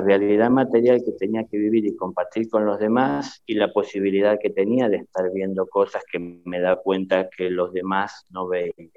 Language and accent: Spanish; Buenos Aires, Argentina; la casa donde yo nací, que en realidad fue en la ciudad de Buenos Aires, en la capital